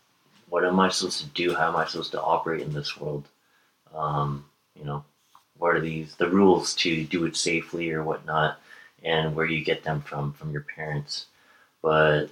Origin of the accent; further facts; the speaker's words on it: Bay Area, California, United States; growing up in the Bay Area